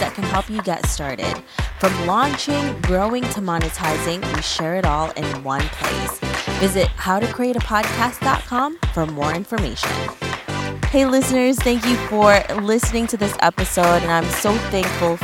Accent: Philippines; I'm Filipino

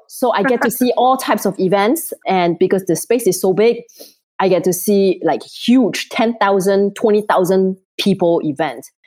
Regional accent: Singapore; moved away; I'm originally from Singapore

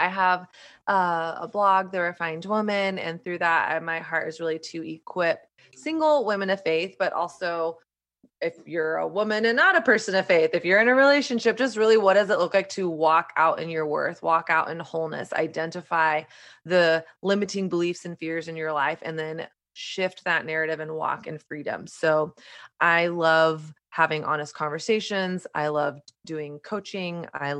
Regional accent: Southern United States, United States; now in New York, United States; my journey of growing up in Southern conservative Christian culture and learning a really strict set of rules and do's and don'ts about sex, dating, my body, all of that stuff. And then not really ever questioning it until I moved to New York

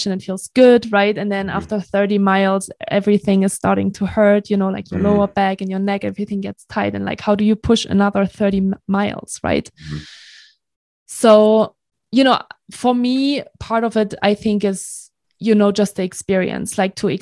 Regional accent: Germany; moved away; I'm from Germany originally.

